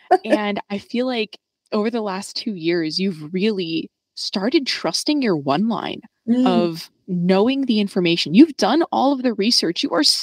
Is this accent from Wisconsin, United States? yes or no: no; New York, United States; growing up in New York